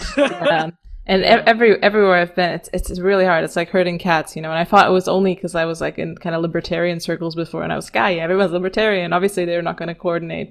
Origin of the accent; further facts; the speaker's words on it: Romania; I'm Eastern European. I come from Romania